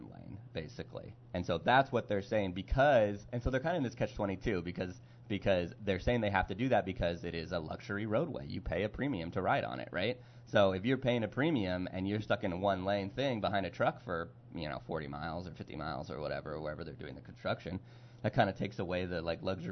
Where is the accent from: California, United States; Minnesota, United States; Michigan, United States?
California, United States; now in Pittsburgh, United States; I'm from California